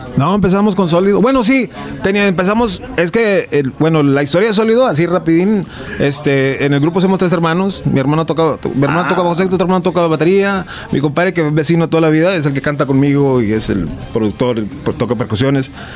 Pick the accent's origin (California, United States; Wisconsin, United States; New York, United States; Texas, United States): Texas, United States; Rio Grande Valley; nosotros nos creamos en la frontera ahí este, del Valle de Texas, ahí este frontera con Tamaulipas